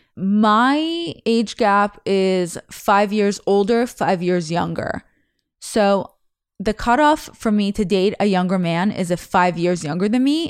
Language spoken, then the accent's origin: English; Russia; first language Russian; English is a second language; moved away; I was born in November in Russia